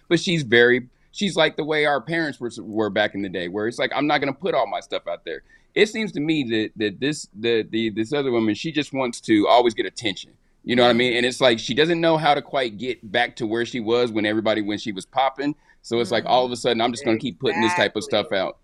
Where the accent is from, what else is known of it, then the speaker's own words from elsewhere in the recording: Midwest, United States; I'm from the Midwest